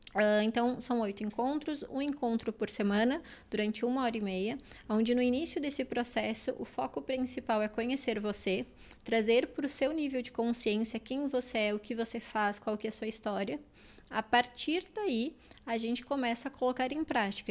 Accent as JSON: {"language": "Portuguese", "country": "Uruguay", "moved": "as an adult", "said": "eu era uma menina de 19 anos que vim do, do Uruguai, de uma cidade pequena do interior"}